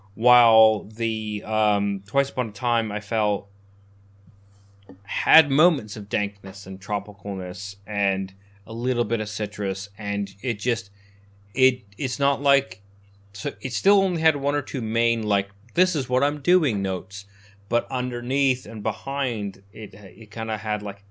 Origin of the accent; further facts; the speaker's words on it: Canada; moved away; Growing up in Canada, we didn't have ciders. We had Strongbow on tap at like Irish pubs. and that's what cider was to me, which was why when I moved here